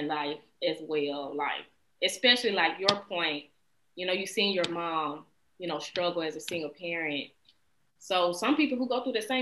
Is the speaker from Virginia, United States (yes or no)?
no; West Memphis, Arkansas, United States; also born or lived in Little Rock, Arkansas; now in California, United States; I grew up in West Memphis, Arkansas, Memphis